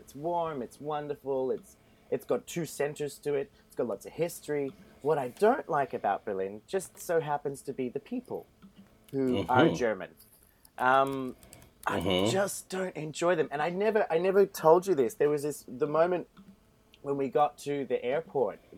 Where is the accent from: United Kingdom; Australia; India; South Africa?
Australia; now in Iceland; I am an Australian